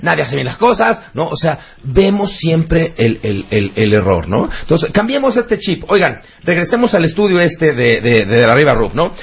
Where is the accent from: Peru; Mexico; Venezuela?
Mexico; los mexicanos somos tú y yo.